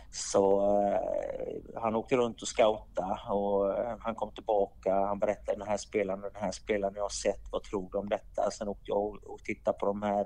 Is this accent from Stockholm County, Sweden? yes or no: no; Gothenburg, Västra Götaland, Sweden; moved away as an adult; also born or lived in Davos, Switzerland; now in Switzerland; Jag är ursprungligen från Göteborg i Sverige